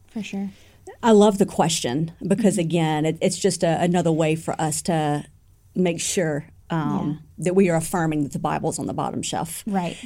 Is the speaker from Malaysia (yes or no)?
no; United States; as an American people